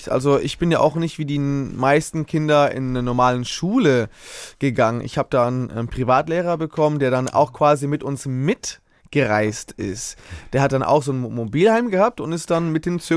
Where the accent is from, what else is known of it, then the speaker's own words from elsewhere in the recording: Hamburg, Germany; born there; Ich bin in äh, Hamburg geboren.